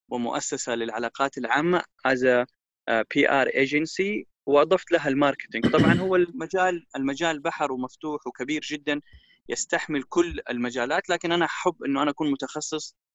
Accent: Japan; born there; also born or lived in Cairo, Egypt / Jeddah, Saudi Arabia / Dubai, United Arab Emirates; من مواليد اليابان ثم انتقلت الى القاهره وتخرجت من البكالوريوس في الاعلام ودرست الثانويه طبعا في جده ثم عدت إلى اليابان مرة أخرى ثم إلى دبي ثم إلى جدة

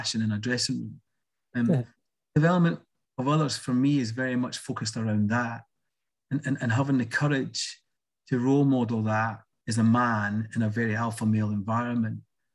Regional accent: Edinburgh, Scotland, United Kingdom; I'm from quite a traditional working class family in Leith.

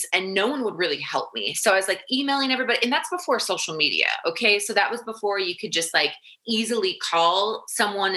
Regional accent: United States; also born or lived in Arizona; we're from the States.

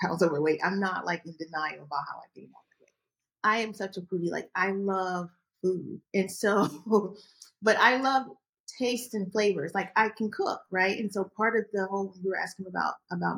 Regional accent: Augusta, Georgia, United States; I grew up in Georgia, Augusta, Georgia

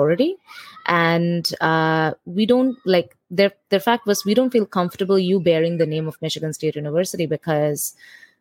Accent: India; moved away as an adult; now in New York City, United States; as an Indian student

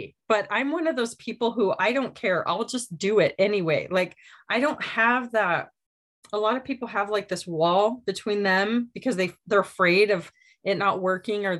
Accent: Michigan, United States; moved away; We grew up in Michigan

